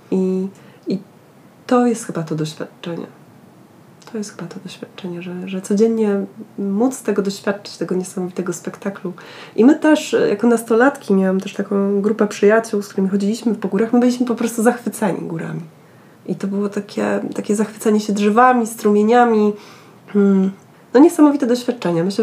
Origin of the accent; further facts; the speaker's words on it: Lower Silesian Voivodeship, Poland; dorastałam i wychowywałam się w Karkonoszach, y, z, y, z, mm, a mój pokój miał mały balkonik y, z widokiem na góry